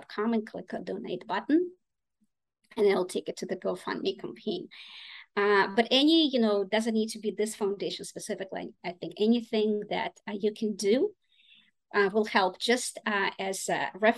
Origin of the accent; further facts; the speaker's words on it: Russia; English is a second language; also born or lived in Boston / Ukraine; now in United States; I'm originally from Russia, but my family is partly from Ukraine